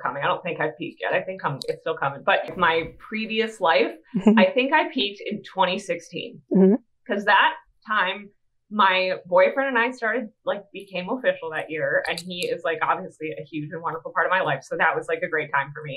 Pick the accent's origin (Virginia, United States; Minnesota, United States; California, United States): Minnesota, United States; now in Akron, United States; I'm originally from Minnesota. I'm based out of the United States now in Akron, Ohio